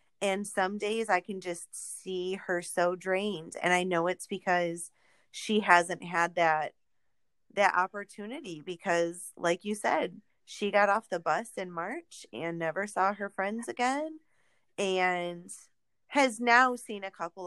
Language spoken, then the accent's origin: English; New York, United States; I grew up in New York, not the city, but I was in Central New York in college